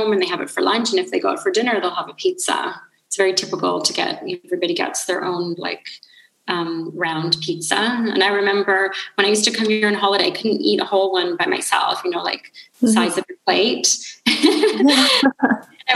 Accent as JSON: {"language": "English", "town": "Thunder Bay", "region": "Ontario", "country": "Canada", "tie": "born or raised there", "also_born_or_lived": "Brampton, Ontario / London, United Kingdom", "first_language": "English", "moved": "as an adult", "lives_now": "Calabria, Italy", "said": "So I was born in Thunder Bay and I lived there until I was 2. So in Northern Ontario. Sorry, not 2. I lived there until I was 12."}